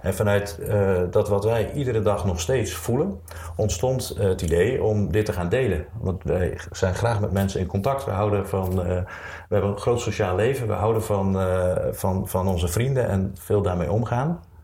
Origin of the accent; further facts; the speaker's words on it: Zwolle, Overijssel, Netherlands; moved away as an adult; also born or lived in Rotterdam; ik ben geboren in Zwolle. Daar heb ik de eerste 18 jaar van mijn leven gewoond.